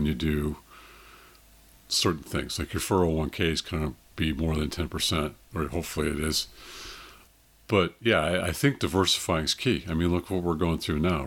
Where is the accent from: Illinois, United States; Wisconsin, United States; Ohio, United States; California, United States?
California, United States; Cupertino; also born or lived in Monterey, California; I grew up in Cupertino, San Jose area